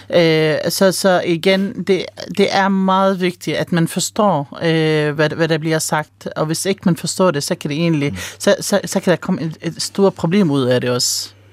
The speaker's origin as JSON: {"language": "Danish", "country": "Palestine", "moved": "yes", "lives_now": "Denmark", "said": "nu er jeg oprindelig palæstinenser"}